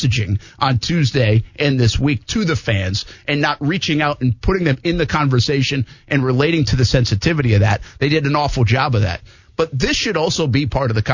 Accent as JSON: {"language": "English", "town": "Providence", "region": "Rhode Island", "country": "United States", "tie": "born or raised there", "said": "my hometown. I mean, Providence."}